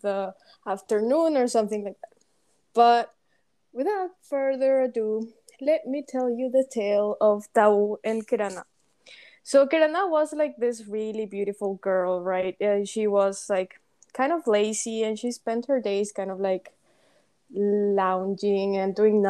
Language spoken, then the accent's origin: English; Paraguay; English is a second language; moved away as an adult; we are both from Paraguay, and we've been friends for over 8 years now. We met in high school